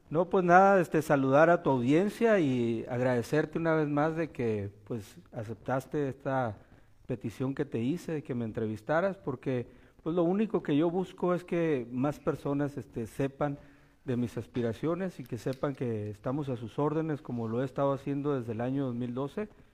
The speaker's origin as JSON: {"language": "Spanish", "region": "Baja California Sur", "country": "Mexico", "tie": "born or raised there", "also_born_or_lived": "Durango / Mazatlán", "said": "Yo me crié aquí en, Baja California Sur. Mi papá y mamá nos trajo, nacimos en Durango"}